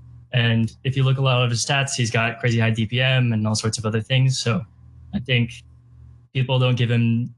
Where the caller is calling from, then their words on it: Seattle, Washington, United States; I'm from Seattle.